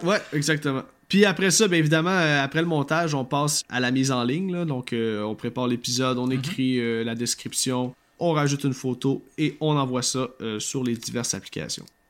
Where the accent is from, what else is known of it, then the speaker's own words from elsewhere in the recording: Quebec, Canada; accent: Québécois; si vous avez de la misère avec mon accent, cher auditeur, je, comprends totalement, mais je suis, je suis désolé, hein, on, on parle comme ça au Québec.